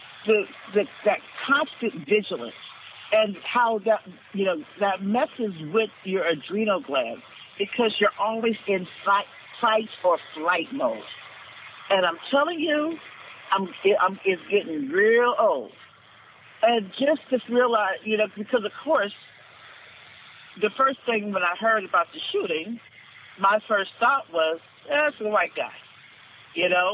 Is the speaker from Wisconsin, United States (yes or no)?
no; Los Angeles, California, United States; grew up in South Central Los Angeles in the 1980s, in the middle of the crack wars